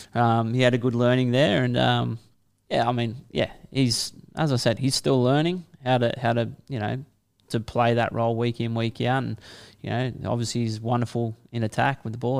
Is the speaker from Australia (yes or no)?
yes; Kiama, New South Wales, Australia; born or raised there; also born or lived in St George, Sydney